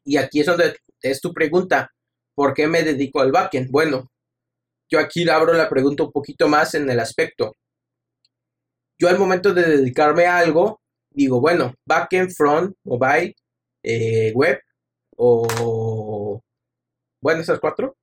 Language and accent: Spanish; Mexico; soy mexicano